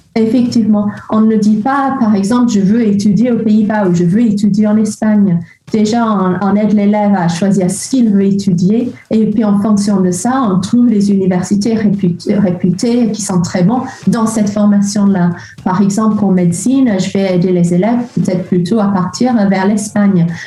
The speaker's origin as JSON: {"language": "French", "town": "Liverpool", "region": "North West England", "country": "United Kingdom", "second_language": "French", "moved": "as an adult", "lives_now": "France", "said": "je suis de Liverpool"}